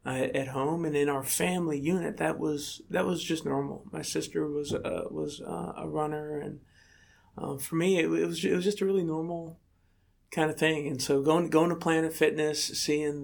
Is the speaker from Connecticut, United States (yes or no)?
no; State College, Pennsylvania, United States; when I was about 12 years old in State College, Pennsylvania, my hometown